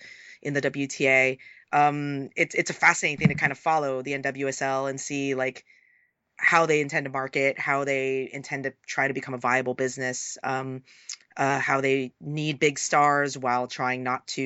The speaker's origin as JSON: {"language": "English", "town": "San Francisco", "region": "California", "country": "United States", "tie": "born or raised there", "also_born_or_lived": "Oakland", "said": "my hometown is San Francisco/Oakland, the Bay Area"}